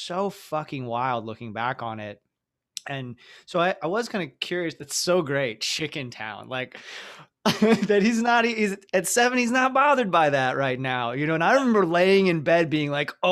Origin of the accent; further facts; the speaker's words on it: the South, United States; growing up in the South in different small towns